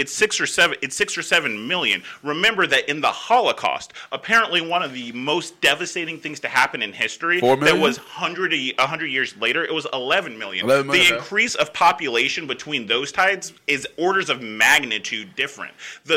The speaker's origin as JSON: {"language": "English", "country": "United States", "tie": "born or raised there", "said": "I grew up in America"}